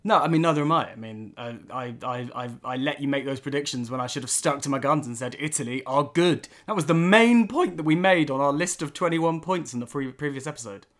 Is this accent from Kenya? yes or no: no; England, United Kingdom; being English